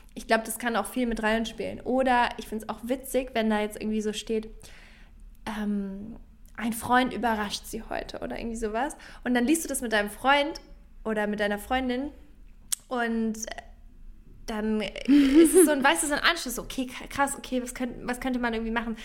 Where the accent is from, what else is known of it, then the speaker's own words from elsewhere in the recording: Franconia, Bavaria, Germany; now in Berlin, Germany; ich komme ja aus Franken, also das ist ein Teil in Bayern